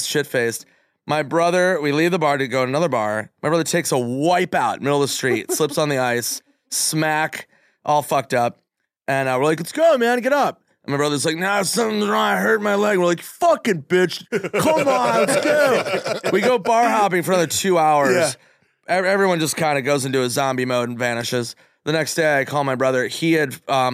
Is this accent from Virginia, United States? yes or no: no; Minnesota, United States; I'm young from Minnesota